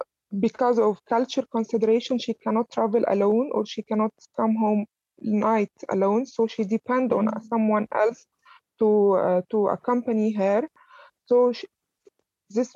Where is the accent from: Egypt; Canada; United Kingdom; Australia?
Egypt; Alexandria, Alexandria Governorate; moved away as an adult; also born or lived in Cairo; I was basically from Alexandria, which is the second city in Egypt, and my study and my first years of career was in Cairo